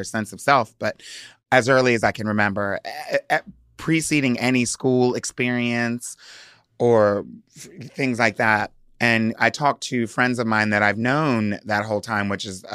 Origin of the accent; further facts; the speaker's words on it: Hershey, Pennsylvania, United States; also born or lived in Delaware; I was born in Hershey, Pennsylvania, and grew up basically going back and forth between Delaware and Pennsylvania